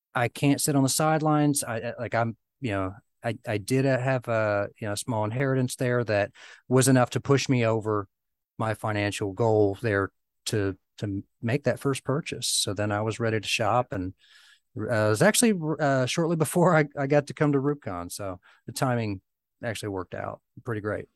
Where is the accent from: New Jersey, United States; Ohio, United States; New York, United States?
Ohio, United States; Southern; my hometown. It's a, you know, a small area of Southern Ohio